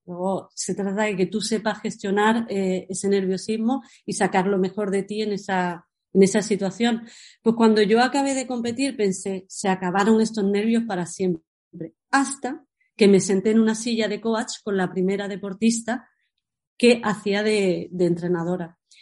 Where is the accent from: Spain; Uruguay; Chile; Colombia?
Spain; San Pedro; also born or lived in Paris, France / Granada / Barcelona; yo me siento de San Pedro